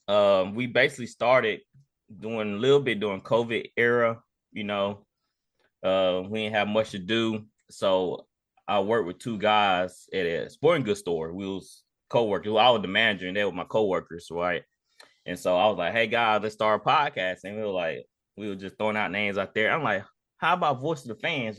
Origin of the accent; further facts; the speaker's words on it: Jackson, United States; growing up in Jackson